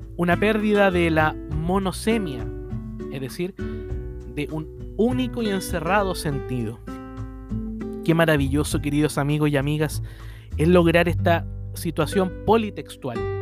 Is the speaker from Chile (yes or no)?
yes; Chile; mi país, en Chile